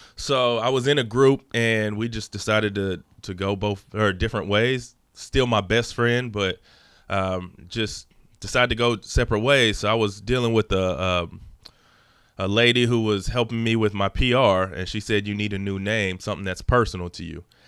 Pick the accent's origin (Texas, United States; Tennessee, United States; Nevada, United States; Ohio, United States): Texas, United States; Dallas area; also born or lived in Los Angeles, California; We moved out here Um, my dad's job transferred him out here